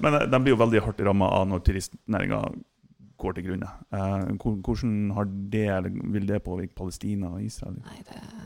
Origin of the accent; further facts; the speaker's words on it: Mo i Rana, Nordland, Norway; jeg er født på Båsmo.